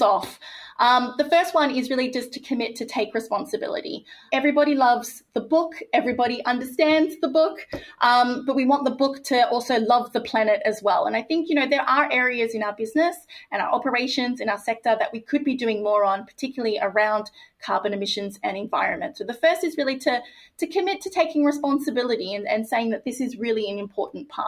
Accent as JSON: {"language": "English", "country": "Australia", "said": "my home country of Australia"}